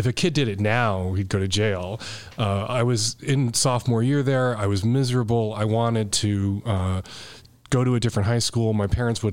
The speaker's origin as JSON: {"language": "English", "town": "Chicago", "region": "Illinois", "country": "United States", "tie": "born or raised there", "moved": "yes", "said": "I grew up in Rogers Park, which, you know, we like to say is as far north as you can go without getting in the suburbs"}